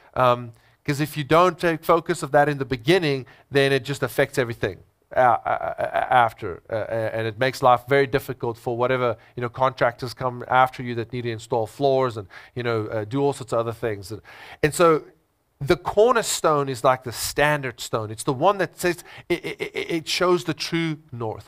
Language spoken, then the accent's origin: English; South Africa; I'm first a Christian, then I'm a South African. I'm first a Christian, then I'm an Afrikaner.